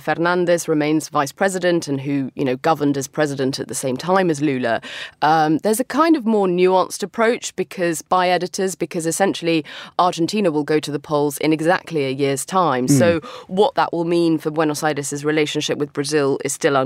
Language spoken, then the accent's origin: English; London, United Kingdom; moved away; my hometown of London